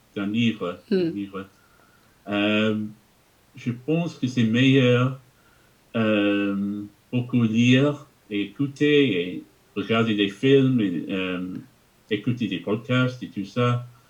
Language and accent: French; England, United Kingdom; first language English; French is a second language; je suis anglais. J'ai grandi en Angleterre. Euh, et j'ai parlé que d'anglais jusqu'à l'âge de 11 ans